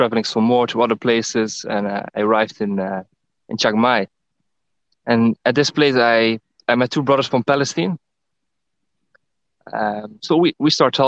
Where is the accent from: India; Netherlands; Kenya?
Netherlands; now in Thailand; I'm from the Netherlands, and currently I'm in the same country as you, Angel. I'm in Thailand.